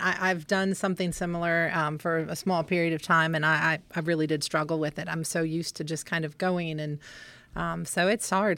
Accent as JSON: {"language": "English", "town": "Winchester", "region": "Virginia", "country": "United States", "tie": "born or raised there", "said": "I think I was six here when I moved here, and then we moved away for about two years and came back"}